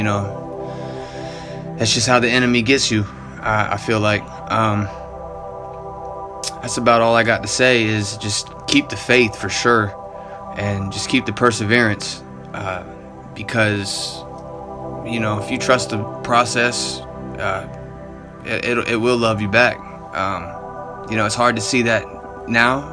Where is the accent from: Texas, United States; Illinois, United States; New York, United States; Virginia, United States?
Virginia, United States; Hampton; also born or lived in Newport News, Virginia; I come from Hampton, Virginia, born in Newport News